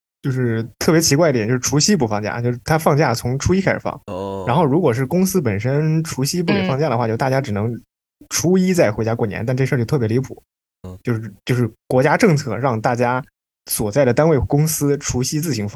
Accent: Hubei, China; now in Shanghai, China; 我是在上海嘛，然后我是湖北人

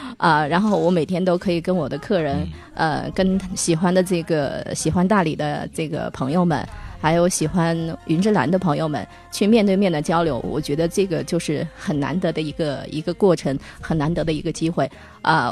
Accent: Hubei, China; moved away as an adult; now in Dali, China; 我是湖北人嘛

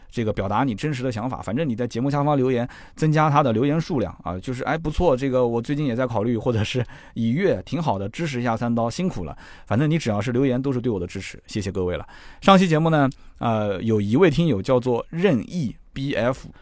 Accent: China; 我们中国人

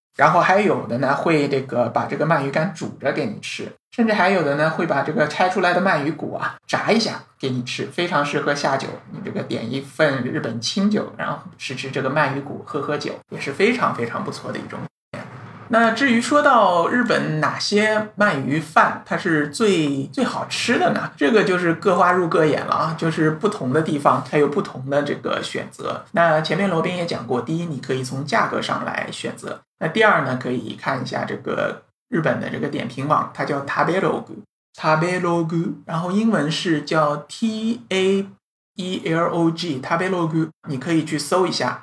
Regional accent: China; 我们中国人可能海鳗吃得比较多一点

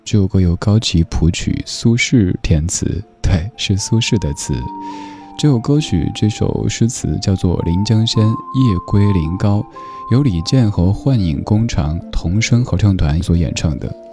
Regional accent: China; 我们中国人

